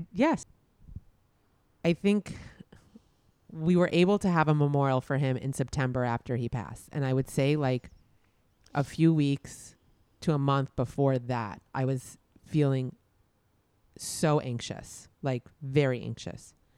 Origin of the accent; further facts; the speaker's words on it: New York, United States; growing up in New York